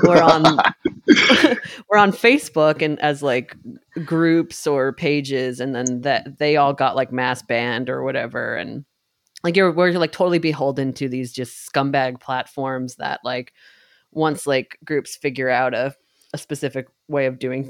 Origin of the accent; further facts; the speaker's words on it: New York, United States; growing up in New York and being able to go